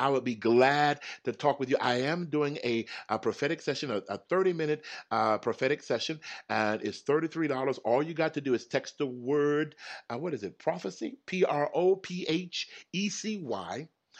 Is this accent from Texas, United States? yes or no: yes; Houston, Texas, United States; I enjoy the cold because I'm from Texas. I'm from Houston. We didn't even have no snow.